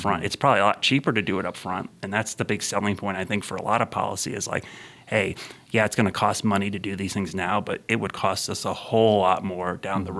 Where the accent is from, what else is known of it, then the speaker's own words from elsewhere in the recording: Ohio, United States; moved away; in the late '70s, mm. early '80s when I grew up in Ohio